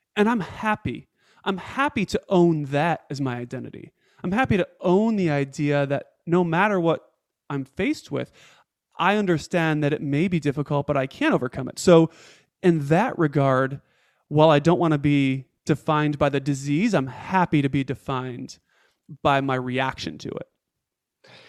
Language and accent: English; Rochester, New York, United States; moved away as an adult; also born or lived in Atlanta, Georgia; I moved my family from Atlanta, Georgia, home to Rochester, New York, to be with family, to be around my parents. And within six months of moving my family back to my hometown